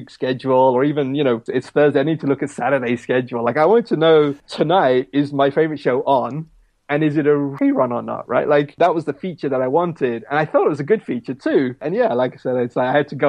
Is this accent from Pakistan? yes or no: yes; Pakistan; moved away; my home country of Pakistan